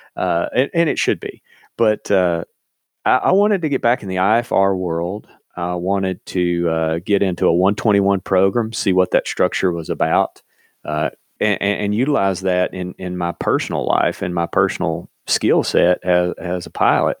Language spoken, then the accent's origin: English; eastern Kentucky, United States; growing up in Kentucky and living, you know, in eastern Kentucky